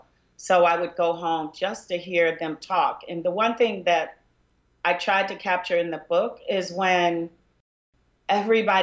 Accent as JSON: {"language": "English", "region": "Arkansas", "country": "United States", "tie": "born or raised there", "said": "I'm from Arkansas"}